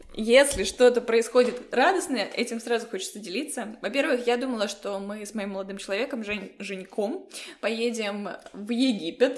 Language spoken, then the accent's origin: Russian; Saint Petersburg, Russia; Я из Петербурга